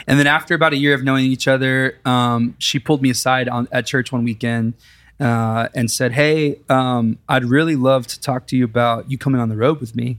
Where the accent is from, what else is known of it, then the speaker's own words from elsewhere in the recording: Big Spring, Texas, United States; now in Nashville, United States; I grew up in Big Spring, Texas